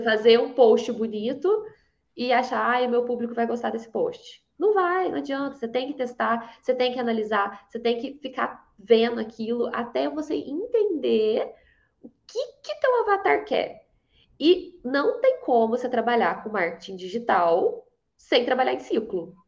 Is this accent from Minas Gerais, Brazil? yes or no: yes; Varginha, Minas Gerais, Brazil; De Minas. de Varginha